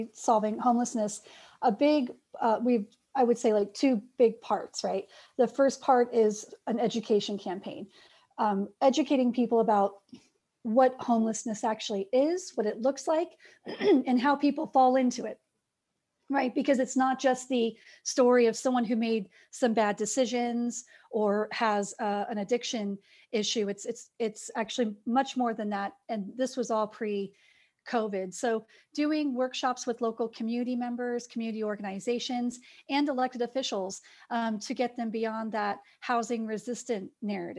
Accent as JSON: {"language": "English", "town": "Claremont", "region": "California", "country": "United States", "tie": "born or raised there", "also_born_or_lived": "Riverside", "lives_now": "Pasadena, United States", "said": "I grew up in Claremont"}